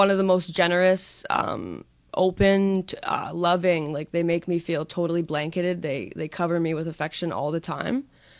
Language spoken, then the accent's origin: English; Ladysmith, British Columbia, Canada; Ladysmith Primary, yeah. Ladysmith Intermediate, Ladysmith Secondary School